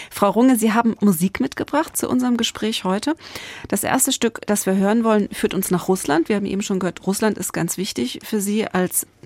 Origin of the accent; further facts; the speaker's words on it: Halle, Saxony-Anhalt, Germany; also born or lived in East Germany; Ich bin in der DDR aufgewachsen und habe in dem